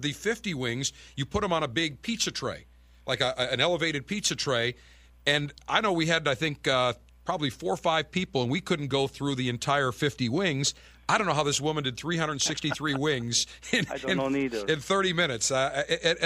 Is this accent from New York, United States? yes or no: yes; Buffalo, New York, United States; I'm from Buffalo.